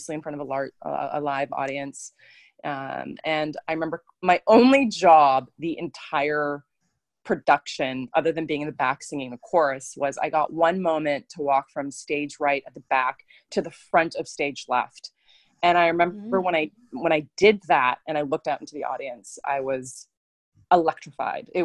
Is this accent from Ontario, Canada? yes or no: no; west coast of Canada, British Columbia, Canada; I'm a Canadian actress that's been raised on the west coast of Canada in a city. I live in a city called Vancouver